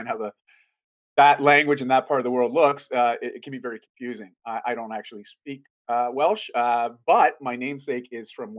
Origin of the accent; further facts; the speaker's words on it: Canada; I'm Canadian